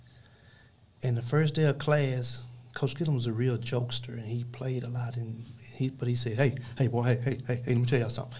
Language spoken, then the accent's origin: English; Dallas, Texas, United States; we was raised up in Oak Cliff.